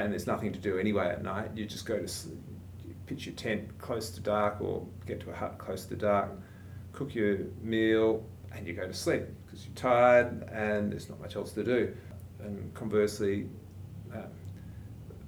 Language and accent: English; Denmark, Western Australia, Australia; also born or lived in Albany, Western Australia; I grew up in Denmark and went to school in Denmark and Albany